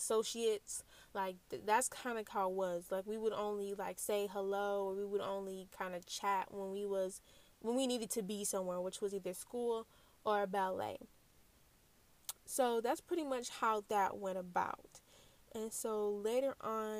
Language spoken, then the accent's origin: English; Lansing, Michigan, United States; also born or lived in Flint, Michigan; Ever since we moved from Flint to Lansing, we pretty much stayed in one house for 12 years.